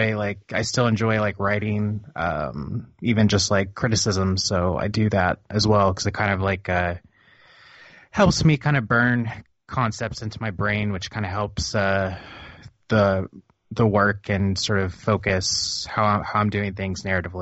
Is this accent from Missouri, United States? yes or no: yes; Missouri, United States; also born or lived in Oklahoma / New Orleans / New England / Florida; Well, I am from kind of the middle of America. I was born in Oklahoma. Kind of grew up in Missouri. Bumped around.